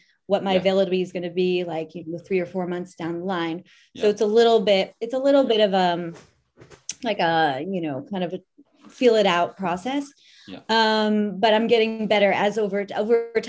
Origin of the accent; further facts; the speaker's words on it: New York, United States; moved away as an adult; now in France; I'm from New York. I've been living here for 20 years